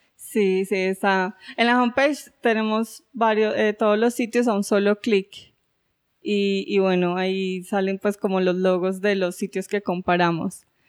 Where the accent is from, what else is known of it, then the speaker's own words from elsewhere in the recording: Colombia; moved away as an adult; also born or lived in France; yo soy colombiana